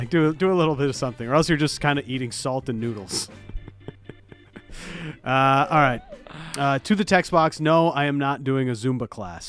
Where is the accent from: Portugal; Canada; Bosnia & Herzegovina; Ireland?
Canada; we're Canadian